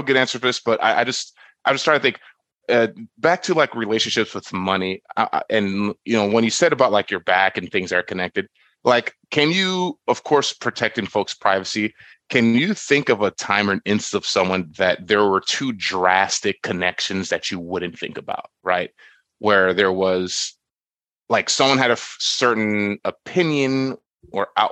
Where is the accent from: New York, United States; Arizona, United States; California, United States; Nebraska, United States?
New York, United States; I was born in New York as well. I was born in Spanish Harlem